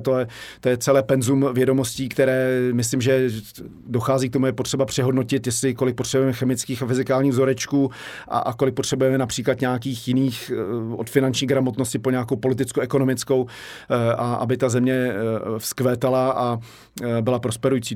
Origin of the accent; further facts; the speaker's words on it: Prague, Czechia; also born or lived in Benešov; jsem tady vyrostl